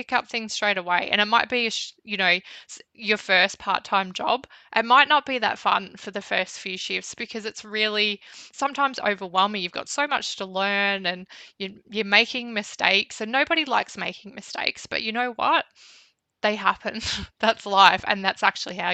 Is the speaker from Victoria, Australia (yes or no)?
yes; Bendigo, Victoria, Australia; moved away as an adult; I was from Bendigo